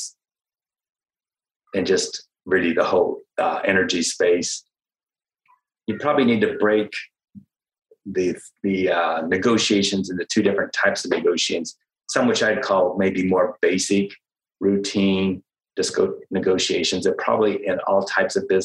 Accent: United States; myself being an American

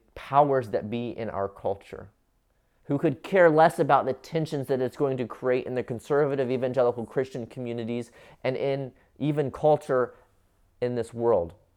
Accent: Cincinnati, Ohio, United States; I grew up in the United States of America, in Cincinnati, Ohio

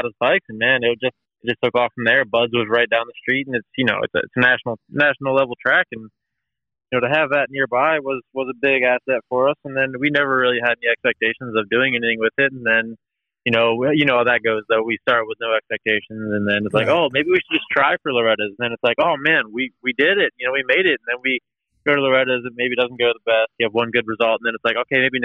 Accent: Maryland, United States; I grew up about 15 minutes from Bud's Creek

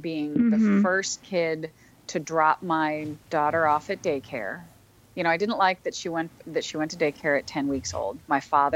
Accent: St. Louis, Missouri, United States; my hometown of St. Louis

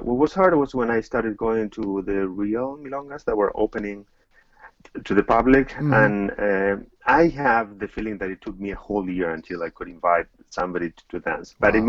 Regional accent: Buenos Aires, Argentina; I'm Argentine, and yes, I grew up in Argentina

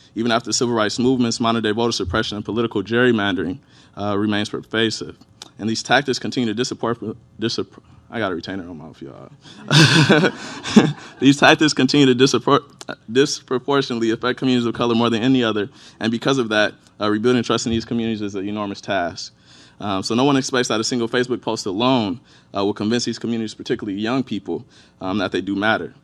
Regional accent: Inkster, Michigan, United States; born and raised in Inkster, Michigan. It's right on the outskirts of Detroit.

